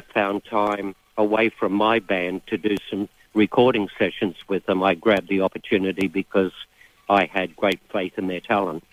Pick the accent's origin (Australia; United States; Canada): Australia; Brisbane, Queensland; coming from Brisbane